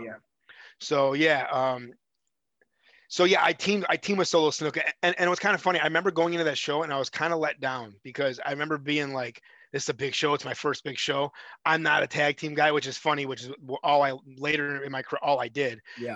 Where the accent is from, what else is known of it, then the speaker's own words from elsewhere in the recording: Chicago, Illinois, United States; I'm from Chicago